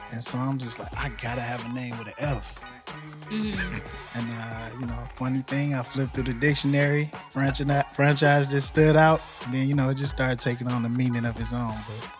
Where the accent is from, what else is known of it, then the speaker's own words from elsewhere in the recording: Detroit, Michigan, United States; also born or lived in Southfield, Michigan; I'm from Detroit.